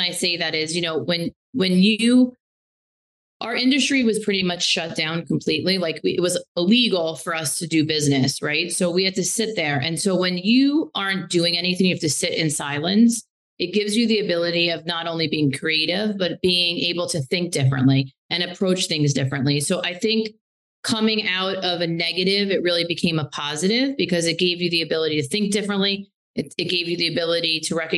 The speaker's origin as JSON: {"language": "English", "region": "New Jersey", "country": "United States", "also_born_or_lived": "Massachusetts", "moved": "as an adult", "lives_now": "New York City, United States", "said": "I was from Jersey, and I went to undergrad in Massachusetts. So when I moved, it was to move into the city"}